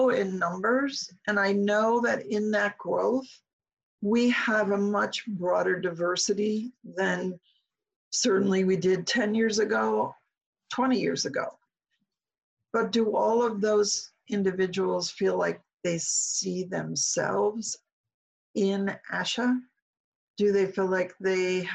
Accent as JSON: {"language": "English", "town": "Omaha", "region": "Nebraska", "country": "United States", "moved": "as an adult", "said": "Omaha's home for me."}